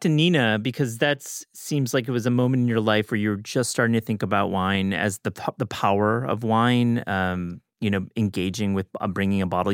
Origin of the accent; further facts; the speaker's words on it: West Michigan, United States; I grew up in West Michigan, there's plenty of vineyards there